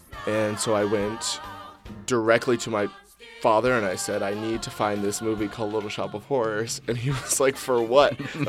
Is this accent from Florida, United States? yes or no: no; Prince George's County, Maryland, United States; When I was a young child growing up in Prince George's County, Maryland, I was a part of this like after-school performing arts troupe called Colors